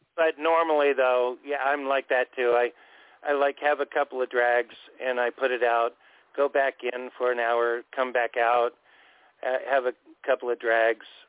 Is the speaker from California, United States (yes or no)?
yes; Orange County, California, United States; moved away as an adult; also born or lived in Anaheim; I grew up in Orange County all of my life before I moved up here in 95